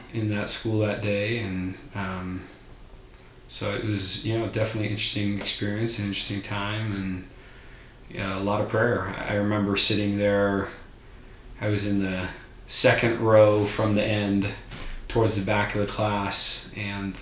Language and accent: English; Littleton, Colorado, United States; seventh of eight kids, born and raised in Colorado